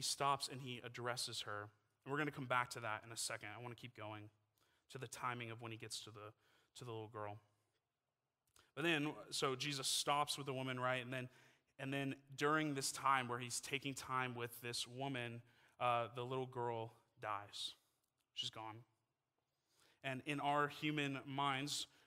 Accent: Texas, United States; moved away as an adult; now in Utah, United States; I'm from Texas. I've lived in Texas my entire life.

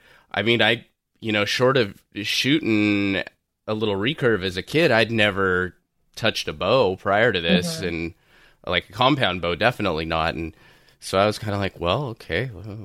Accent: Southern California, United States; I grew up in Southern California

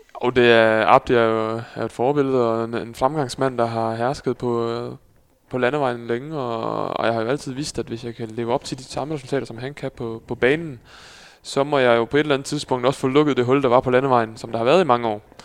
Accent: Skive, Central Denmark Region, Denmark; also born or lived in Netherlands; now in Aarhus, Denmark; derefter kom vi på en gård lige uden for Skive

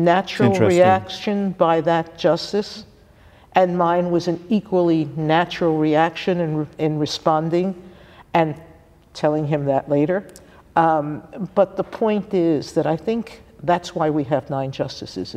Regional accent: New York City, New York, United States; I'm from the Bronx in New

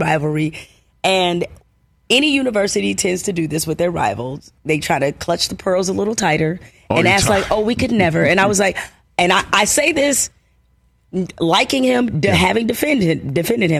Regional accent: Detroit, Michigan, United States; my life growing up in Detroit

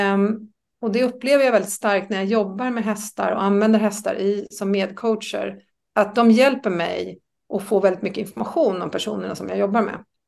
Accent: Österskär, Stockholm County, Sweden; moved away as an adult; also born or lived in Norrköping; jag är uppväxt i Österskär.

